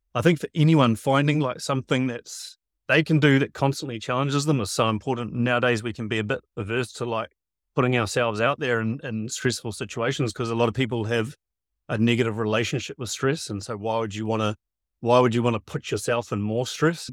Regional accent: Piha, Auckland, New Zealand; I grew up at P H A Beach, Auckland

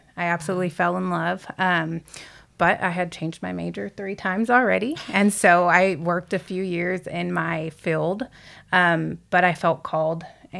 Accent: Lockhart, Texas, United States; I guess I consider Lockhart my hometown, because finally in middle school, middle of seventh grade, we settled there. So I'm from Lockhart.

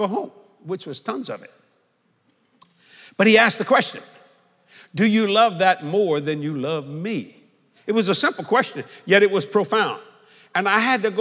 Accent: New Orleans, Louisiana, United States; also born or lived in Houma, Louisiana / Dallas-Fort Worth, Texas; come back to where I was born and raised here. I was born in Algiers, Louisiana

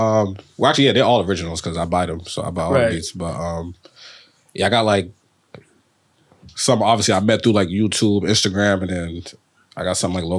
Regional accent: Cambridge, Massachusetts, United States; I don't ever say that I'm from Boston. I always say I'm from Cambridge.

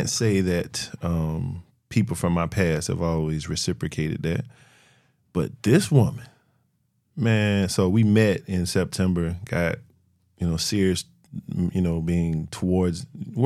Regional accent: Florence, South Carolina, United States; also born or lived in Columbia, South Carolina; I'm from Florence. Born and raised

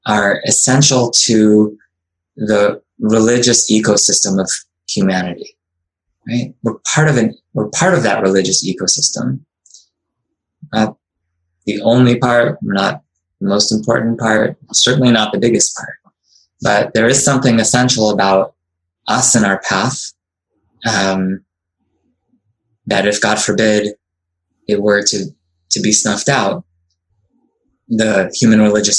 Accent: Cleveland, Ohio, United States; also born or lived in Israel; now in New York City, United States; I immigrated from Israel as a baby with my Israeli-born parents. I grew up in suburban Cleveland

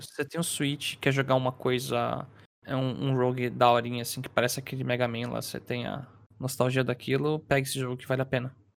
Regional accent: São Paulo, Brazil; sou de São Paulo

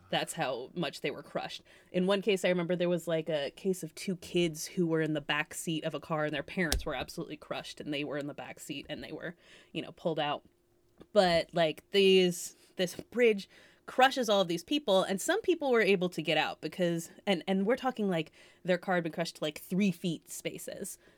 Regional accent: Massachusetts, United States; also born or lived in California; I'm obviously from Massachusetts

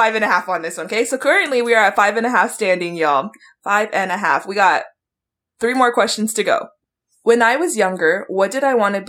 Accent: Pearl City, Hawaii, United States; I grew up in Pearl City

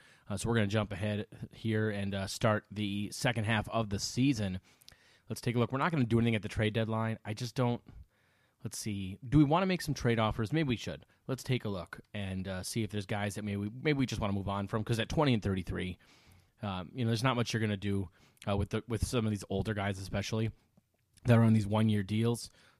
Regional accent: Roseville, Minnesota, United States; He's from my hometown of Roseville.

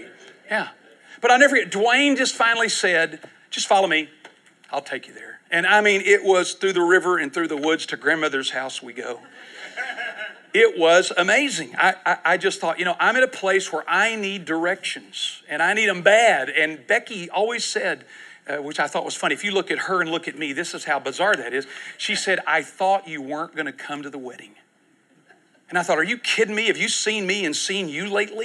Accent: Houston, Texas, United States; I'm from Houston.

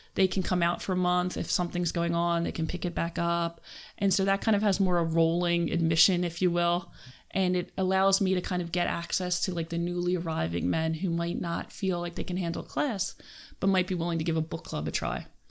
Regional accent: Philadelphia, Pennsylvania, United States; moved away as an adult; now in Western Pennsylvania, United States; I'm from Philadelphia.

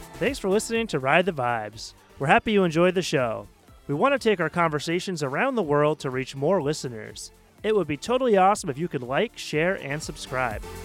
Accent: Maine, United States; moved away as an adult; now in Taiwan; I'm from Maine

